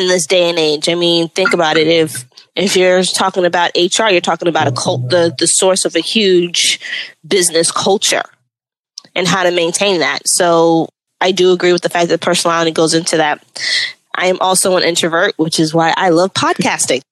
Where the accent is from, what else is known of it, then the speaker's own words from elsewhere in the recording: New York, United States; I'm a New Yorker